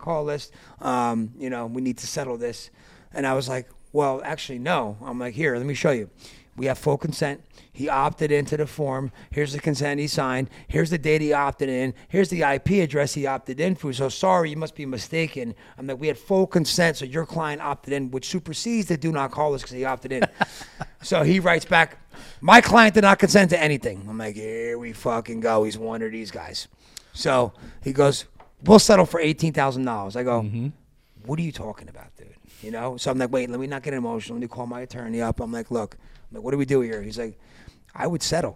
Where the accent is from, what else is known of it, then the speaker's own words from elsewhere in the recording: East Coast, United States; moved away as an adult; I'm from the East Coast. I moved out here 4 years ago.